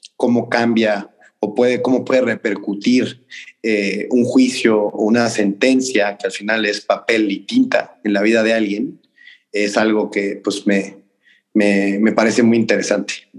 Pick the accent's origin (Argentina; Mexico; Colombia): Mexico; nosotros como mexicanos